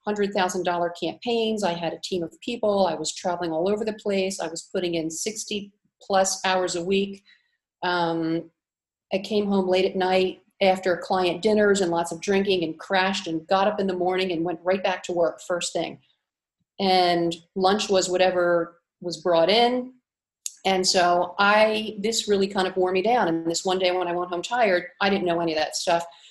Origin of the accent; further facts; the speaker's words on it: Cape May, New Jersey, United States; moved away as an adult; also born or lived in Philadelphia; now in Split, Croatia; I grew up in Cape May, New Jersey, which is the seashore.